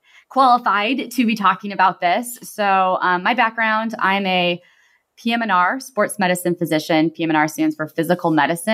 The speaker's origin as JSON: {"language": "English", "region": "Nebraska", "country": "United States", "tie": "born or raised there", "moved": "as an adult", "lives_now": "Stanford, United States", "said": "I grew up in Nebraska and went to undergrad and med school in Nebraska and came out to Stanford for my residency and sports medicine fellowship training."}